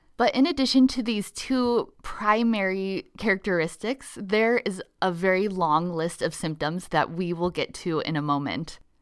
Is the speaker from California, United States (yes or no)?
no; Nebraska, United States; my home state of Nebraska